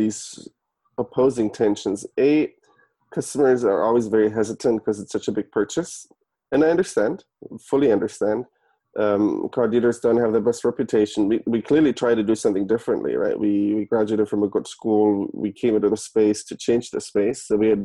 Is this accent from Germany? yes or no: yes; Germany; moved away as an adult; also born or lived in San Francisco, United States; now in United States; I was born and raised in Germany originally. I moved to the US in 2011.